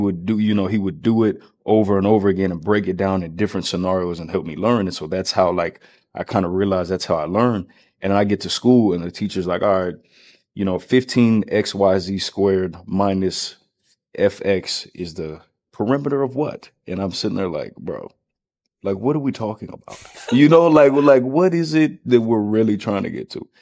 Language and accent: English; Round Rock, Texas, United States; I grew up here in Texas, here in Round Rock